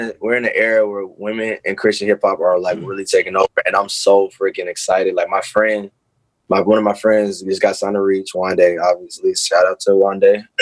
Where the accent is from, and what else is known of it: Charlotte, North Carolina, United States; born or raised there